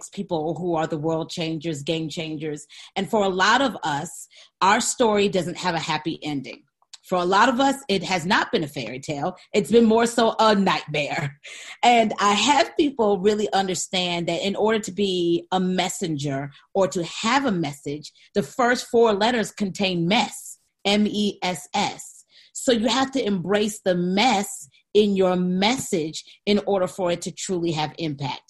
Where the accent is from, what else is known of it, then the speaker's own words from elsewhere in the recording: Saginaw, Michigan, United States; 1977, Saginaw, Michigan. General Hospital is where I was born